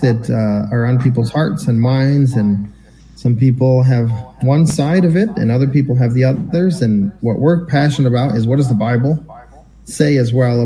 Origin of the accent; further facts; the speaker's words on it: rural central New York, United States; I am from rural central New York